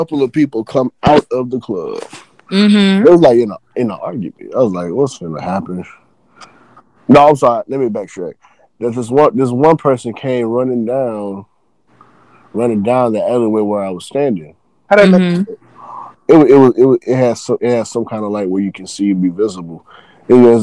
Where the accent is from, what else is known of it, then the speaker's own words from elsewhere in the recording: Texas, United States; I knew shootouts was real because I grew up in Guns Point, Texas